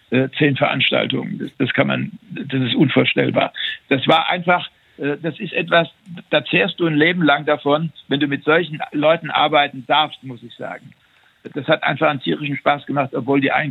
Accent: Saarland, Germany; ich als Saarländer äh, mit meinem Dialekt war nicht so redegewandt

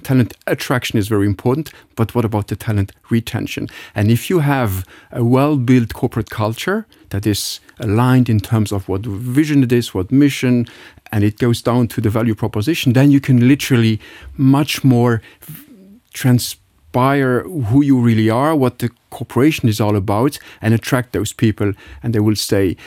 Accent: Luxembourg; moved away; I label myself being really a Luxembourg, I mean, I, I grew up in Bel Air, just nearby

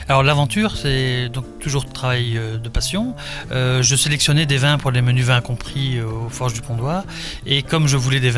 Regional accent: France; moved away; also born or lived in Belgium; moi je suis français et Aristide est belge.

